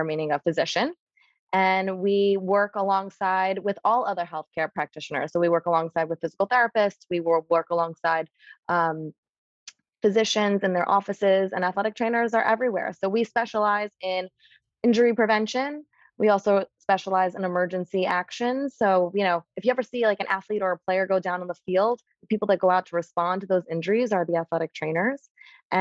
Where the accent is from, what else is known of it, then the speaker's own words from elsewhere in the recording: New York City, New York, United States; I grew up in New York City